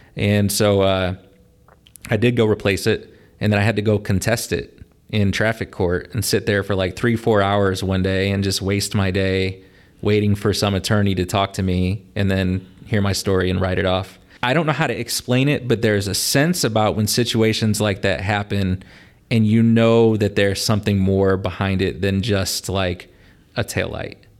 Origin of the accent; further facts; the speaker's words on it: La Porte, Indiana, United States; also born or lived in Pasadena, Texas / Mishawaka, Indiana; I moved to Laporte because that's where my mom's family lived. I grew up here ever since then